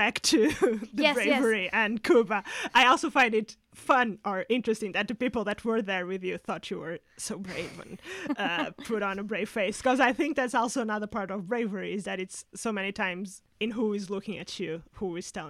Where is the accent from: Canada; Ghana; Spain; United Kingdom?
Spain; accent: small village in Spain; My accent is from this very small village in Spain